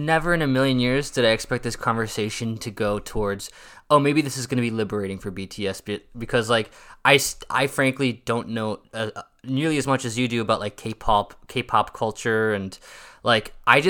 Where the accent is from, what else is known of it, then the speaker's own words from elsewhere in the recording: United States; as an American who's just so used to living in a culture where celebrities can do whatever they want